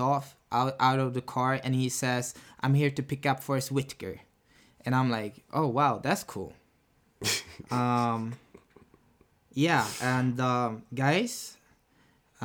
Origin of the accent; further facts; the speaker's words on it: Sweden; also born or lived in Barbados; I'm half Finnish, half Beidan. I was born in Sweden. I was raised in between Sweden and Barbados